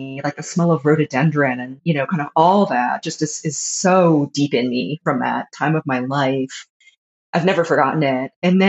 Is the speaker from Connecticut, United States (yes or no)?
no; Atlanta, Georgia, United States; So I grew up in Atlanta, like just in the Atlanta suburbs. Just a Jewish girl in the Atlanta suburbs growing up in the like late 70s and 80s.